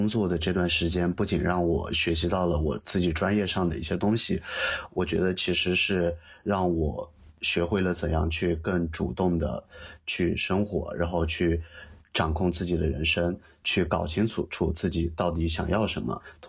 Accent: Yunnan, China; 云南对我的感觉就是就是家，就是不管我在世界上其他地方生活再长的时间，这种家带给我的归属感和幸福感是是其他地方无法代替的。

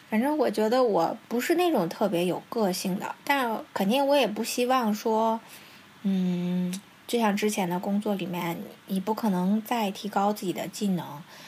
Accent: China; now in Tokyo, Japan; 因为我一直觉得外国应该对我们中国人好一点

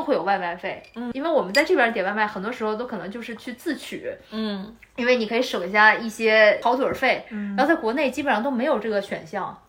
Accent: Beijing, China; now in Sydney, Australia; 我是回了我的家乡北京

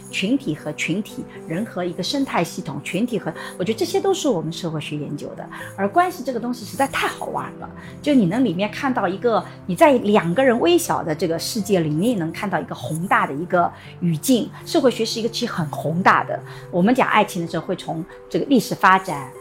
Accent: Suzhou, Jiangsu, China; 虽然来自苏州，但一点都不温柔

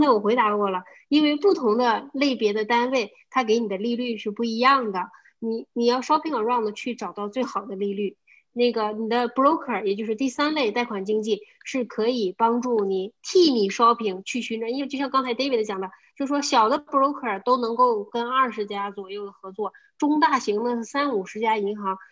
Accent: China; moved away; 我们中国人就是听说比较差，我们写都没有问题

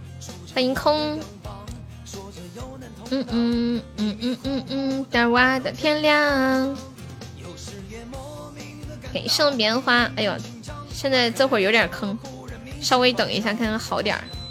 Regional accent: Anhui, China; 恭喜我们活力中五百啦！我是安徽的呀，新泽新泽快出来，来了一个安徽合肥的小姐姐。

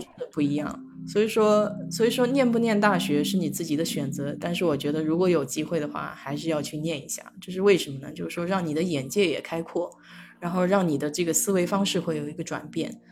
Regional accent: China; now in United States; 因为我们中国人有些时候老是说会要去弥补自己的短板啊

